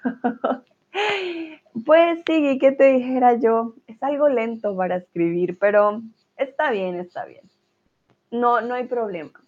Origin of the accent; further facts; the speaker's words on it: Colombia; soy de Colombia